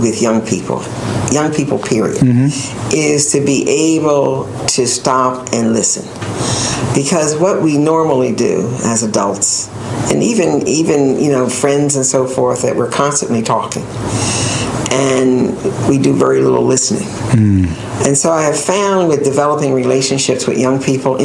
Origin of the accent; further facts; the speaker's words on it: North Wales, Pennsylvania, United States; moved away as an adult; also born or lived in Washington, D.C.; I grew up in North Wales, Pennsylvania